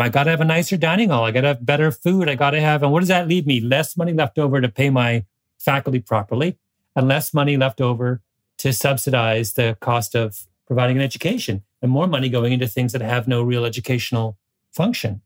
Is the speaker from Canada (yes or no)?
yes; Canada; as a Canadian